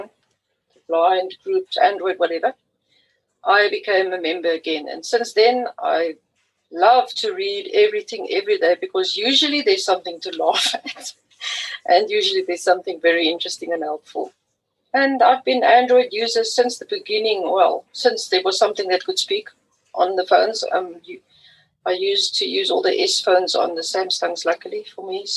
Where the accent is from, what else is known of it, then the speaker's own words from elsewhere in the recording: Western Cape, South Africa; I am from South Africa and in the Western Cape.